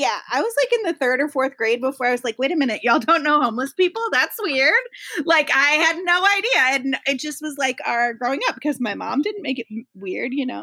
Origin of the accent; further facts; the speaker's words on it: Toledo, Ohio, United States; I was raised in the Midwest, in Toledo, Ohio, really close to Michigan